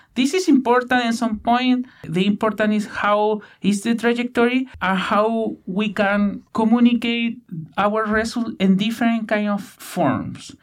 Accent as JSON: {"language": "English", "region": "Chilean Patagonia", "country": "Chile", "tie": "born or raised there", "second_language": "English", "moved": "as an adult", "lives_now": "Victoria, Canada", "said": "Patagonia, I am from Chile, from the west side of Patagonia, where there are a lot of channels and rainforests"}